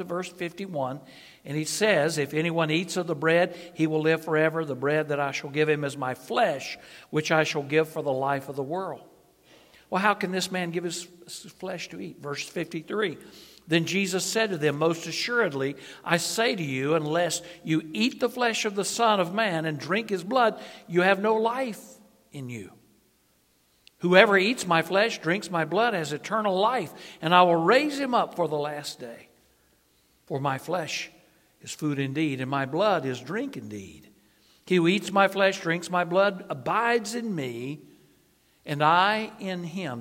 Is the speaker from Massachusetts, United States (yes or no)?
no; North Carolina, United States; I am from, my home state is North Carolina.